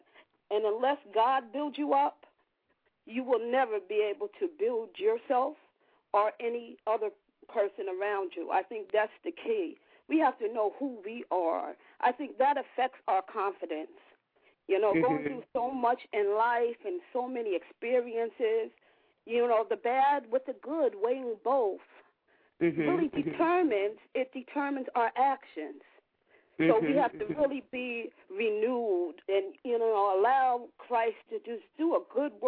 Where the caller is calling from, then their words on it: Troy, New York, United States; I'm calling from Troy, New York.